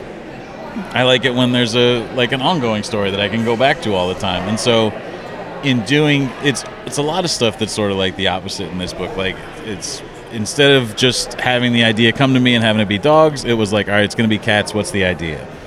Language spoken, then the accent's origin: English; Midwest, United States; I'm from the Midwest